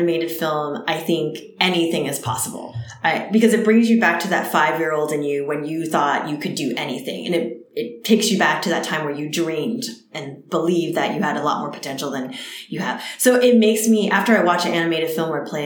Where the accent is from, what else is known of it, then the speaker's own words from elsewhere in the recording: New Jersey, United States; first language Cantonese; English is a second language; moved away; also born or lived in California; I grew up in New Jersey and there were hardly any Asians in my town